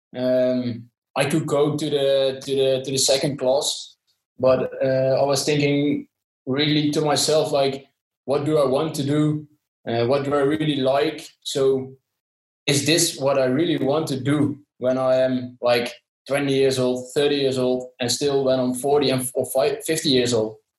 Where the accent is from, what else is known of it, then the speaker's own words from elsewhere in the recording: southern Netherlands, Netherlands; from the Netherlands, uh, especially from uh, the south of the Netherlands